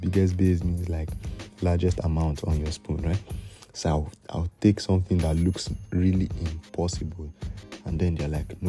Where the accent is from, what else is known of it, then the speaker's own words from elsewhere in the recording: Nigeria; As Nigerian